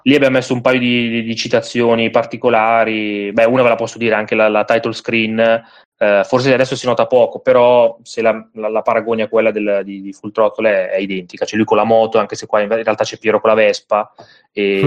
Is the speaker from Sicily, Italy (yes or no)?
no; Milan, Lombardy, Italy; io sono di Milano, nel senso che sono nato a Milano.